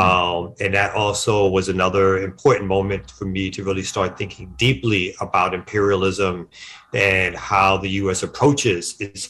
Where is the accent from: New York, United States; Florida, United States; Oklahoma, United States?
New York, United States; New York City; I'm born and raised in Brooklyn, New York, raised by my mom, me and my sister